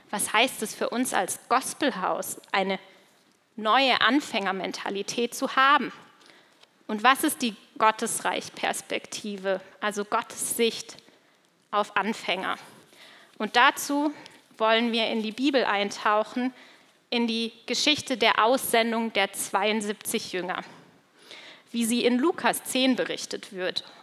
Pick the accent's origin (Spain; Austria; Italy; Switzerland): Switzerland; weil das kommt tatsächlich aus der Gegend, wo ich aufgewachsen bin, aus der Schweiz.